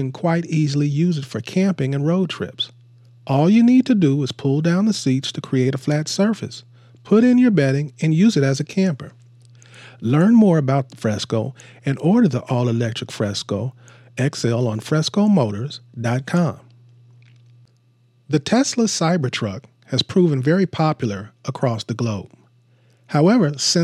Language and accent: English; Seattle, Washington, United States; my hometown, Seattle.